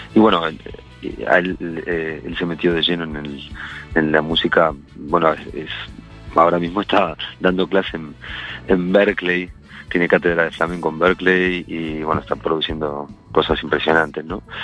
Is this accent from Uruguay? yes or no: yes; Montevideo, Uruguay; moved away as an adult; now in Spain; Yo soy de Uruguay por eso, yo creo. Por, por haber eh, vivido mi juventud y mis primeros besos y, mis, primeras relaciones fuertes de amistad en eh, Montevideo